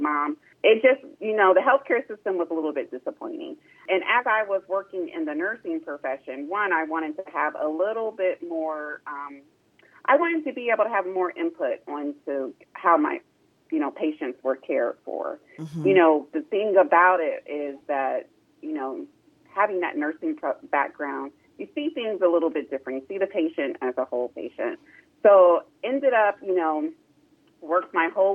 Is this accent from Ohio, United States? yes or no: yes; Columbus, Ohio, United States; I was born and raised here in Columbus, Ohio